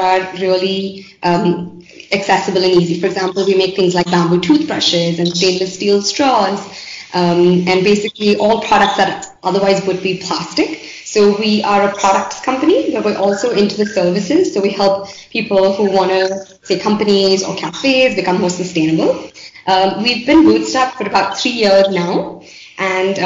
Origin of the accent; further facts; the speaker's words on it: Bangalore, Karnataka, India; I grew up in Bangalore